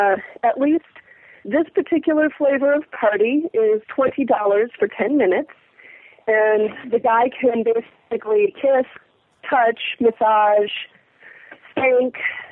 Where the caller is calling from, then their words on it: East Coast, United States; I'm calling from the East Coast.